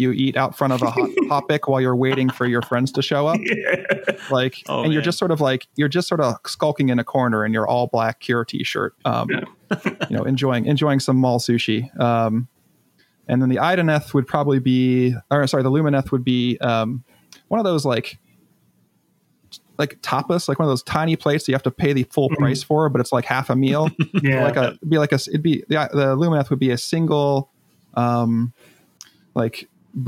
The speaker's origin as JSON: {"language": "English", "country": "United States", "said": "as an American"}